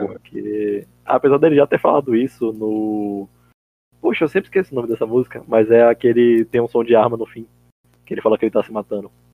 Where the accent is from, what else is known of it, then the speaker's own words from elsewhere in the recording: Salvador, Bahia, Brazil; eu nunca saí muito de Salvador